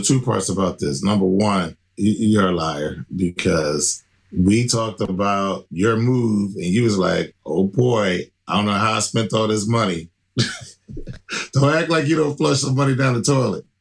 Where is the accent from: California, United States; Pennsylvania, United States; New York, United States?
Pennsylvania, United States; Philadelphia; here in my hometown of Philly